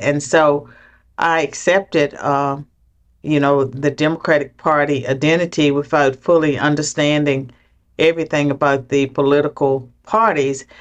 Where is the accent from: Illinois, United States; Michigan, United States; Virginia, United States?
Virginia, United States; southwestern; I grew up in poverty in southwestern Virginia